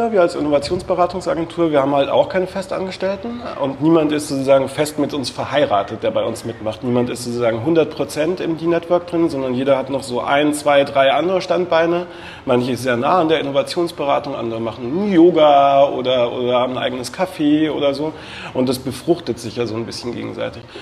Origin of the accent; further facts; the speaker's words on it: Würzburg, Bavaria, Germany; now in Berlin, Germany; Ich komme aus Würzburg eigentlich, bin aber schon vor 15 Jahren oder so nach Berlin gezogen.